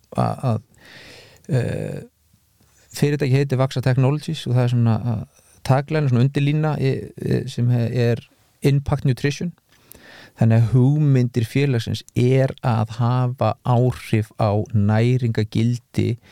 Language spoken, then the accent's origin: Icelandic; Iceland; við Íslandingar